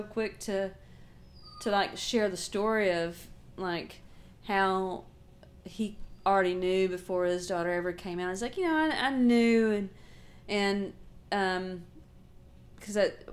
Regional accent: Little Rock, Arkansas, United States; I'm not really from here either, I'm from Little Rock

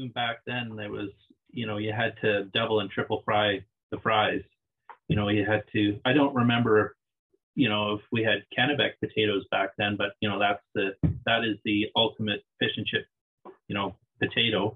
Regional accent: Liverpool, Nova Scotia, Canada; moved away as an adult; now in Tofino, Canada; I'm from Liverpool, Nova Scotia. That's where I was born. I grew up just outside of Liverpool on Somerville Beach.

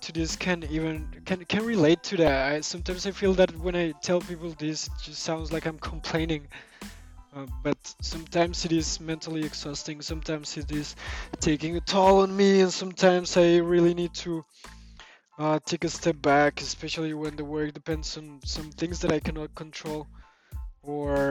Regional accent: Bogotá, Colombia; now in Prague, Czech Republic; I'm Colombian. I was born in Bogota in 1988.

